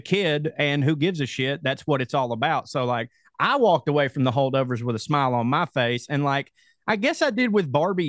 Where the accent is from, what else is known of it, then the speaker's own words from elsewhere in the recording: Chickamauga, Georgia, United States; I'm from Chickamauga, Georgia